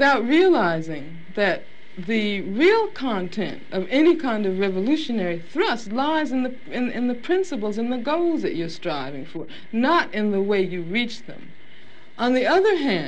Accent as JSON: {"language": "English", "town": "Birmingham", "region": "Alabama", "country": "United States", "tie": "born or raised there", "also_born_or_lived": "Los Angeles, California", "moved": "yes", "said": "I grew up in Birmingham, Alabama"}